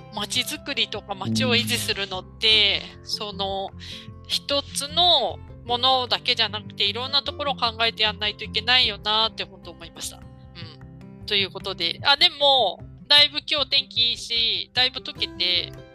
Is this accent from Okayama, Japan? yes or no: no; Niigata, Japan; moved away; 私たち全員新潟